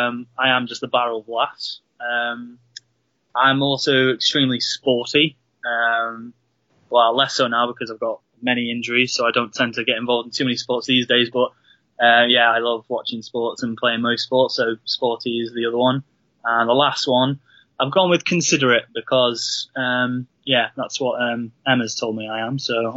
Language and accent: English; North Wales, United Kingdom; I'm from North Wales. I live in a little, tiny little village, a little hamlet, I guess, called Penny Lan.